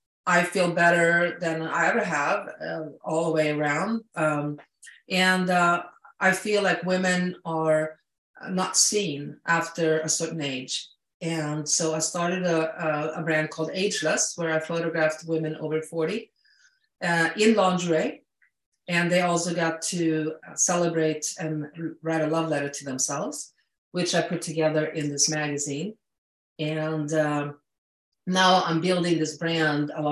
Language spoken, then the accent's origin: English; Sweden; moved away; I'm an immigrant. I came from Sweden.